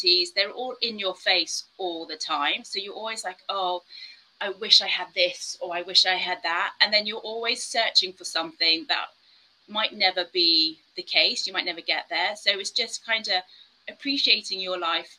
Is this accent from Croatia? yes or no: no; South Africa; moved away; I grew up in South Africa where we had someone who was always cleaning the house and stuff